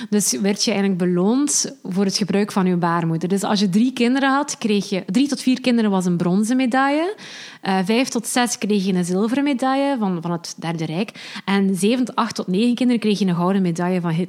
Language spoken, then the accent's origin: Dutch; Urk, Flevoland, Netherlands; zeker omdat ik zelf ook van Urk ben.